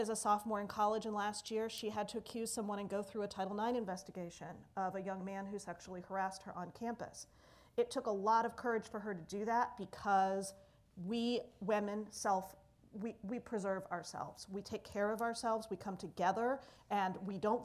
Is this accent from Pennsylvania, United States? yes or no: yes; Pennsylvania, United States; I'm from Pennsylvania